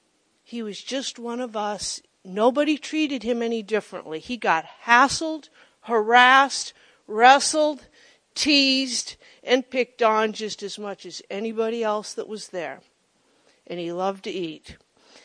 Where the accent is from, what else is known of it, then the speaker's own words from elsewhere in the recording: Monroe, United States; my hometown of Monroe